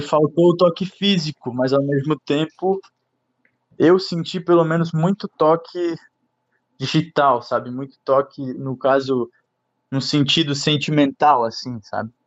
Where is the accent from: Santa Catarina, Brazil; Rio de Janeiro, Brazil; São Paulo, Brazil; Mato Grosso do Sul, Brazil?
Santa Catarina, Brazil; Guabiruba; eu sou da Guabiruba, que eu moro em Guabiruba.